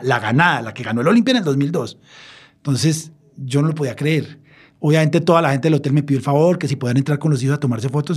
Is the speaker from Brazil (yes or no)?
no; Colombia; siendo colombiano